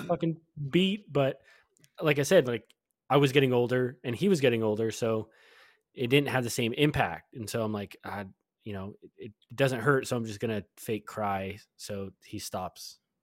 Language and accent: English; Southern California, United States; growing up in Southern California